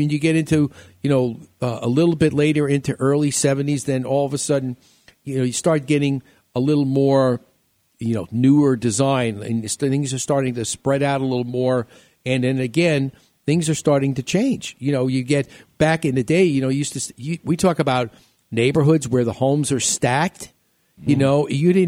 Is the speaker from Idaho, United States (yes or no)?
no; New York, United States; moved away; I grew up in New York